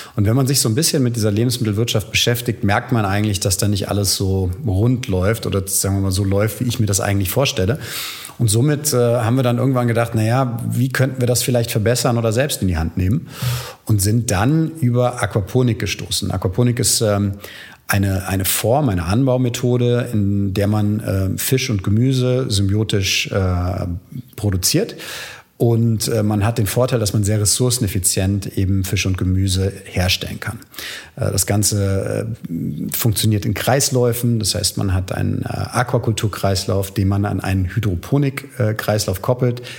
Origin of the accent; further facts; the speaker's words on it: Frankfurt, Hesse, Germany; moved away as an adult; also born or lived in United States / England / Venice, Italy; now in Berlin, Germany; Also ich komme äh, aus Frankfurt, äh, bin dort geboren und äh, auch zur Schule gegangen.